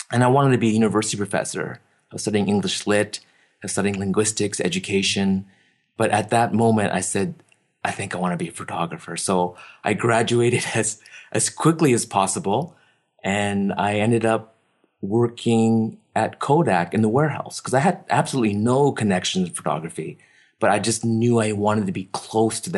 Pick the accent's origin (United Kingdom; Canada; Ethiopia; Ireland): Canada; Vancouver, British Columbia; Yeah, Vancouver. You know, Vancouver's. I don't know how to explain it because my parents moved here.